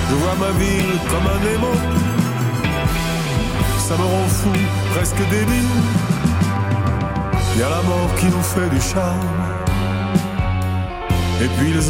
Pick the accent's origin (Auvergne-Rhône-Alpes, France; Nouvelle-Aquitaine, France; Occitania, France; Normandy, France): Occitania, France; Toulouse; je suis de Toulouse, et je sais que t'aimes bien Toulouse.